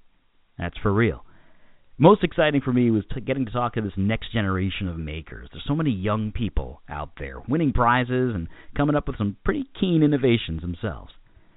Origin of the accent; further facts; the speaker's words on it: New York City, New York, United States; right here, right in my backyard here in my hometown of Queens, New York.